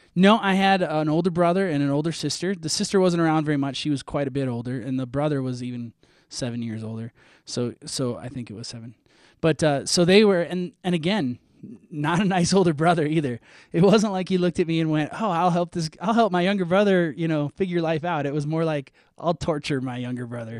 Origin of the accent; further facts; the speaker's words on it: Minnesota, United States; I'm from Minnesota. I grew up in Minnesota